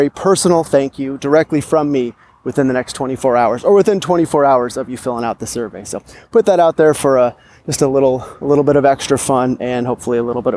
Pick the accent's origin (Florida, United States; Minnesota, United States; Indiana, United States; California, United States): California, United States; Sacramento; I am strolling through beautiful Capitol Park here in my hometown, Sacramento, California